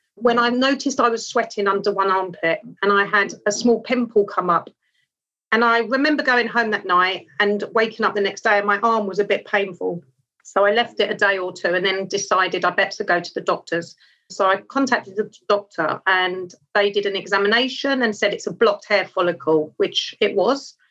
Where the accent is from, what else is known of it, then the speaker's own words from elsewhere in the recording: London, United Kingdom; I was brought up in Wimbledon in southwest London